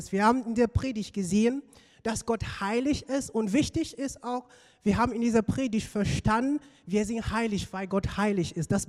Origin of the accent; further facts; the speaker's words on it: Cameroon; moved away; ich komme aus Kamerun, dort bin ich aufgewachsen und ich bin dort in einem, sagen wir mal, religiösen Umfeld aufgewachsen.